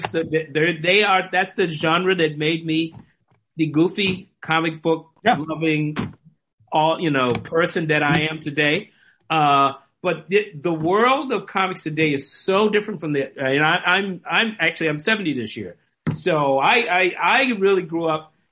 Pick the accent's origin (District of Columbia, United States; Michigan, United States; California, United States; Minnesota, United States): District of Columbia, United States; Washington; I grew up in Washington DC, a city that was 70% black.